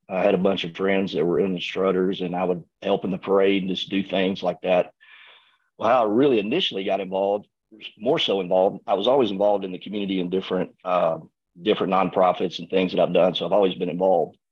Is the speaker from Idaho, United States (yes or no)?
no; Arkansas, United States; moved away as an adult; now in Tyler, United States; I'm from Arkansas